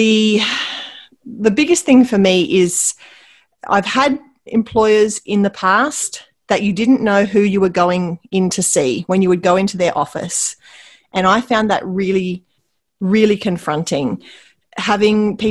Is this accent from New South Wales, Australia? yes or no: yes; Wauchope, New South Wales, Australia; now in Port Macquarie, Australia; I grew up in Wauchope, which is near where I live now. I live in Port Macquarie.